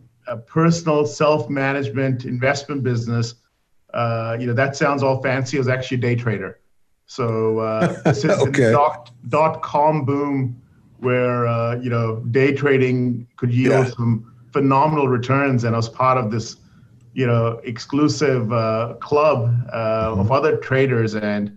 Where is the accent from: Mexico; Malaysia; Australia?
Australia; Sydney, New South Wales; I actually grew up in Sydney, Australia.